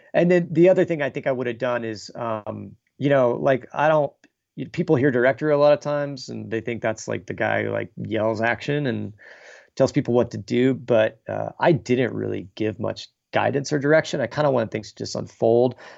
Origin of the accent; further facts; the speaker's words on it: Texas, United States; I grew up in Texas in, like, a, a smaller town